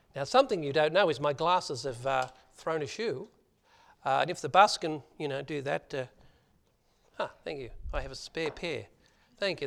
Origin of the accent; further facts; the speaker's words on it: Australia; accent: Aussie; my Aussie accent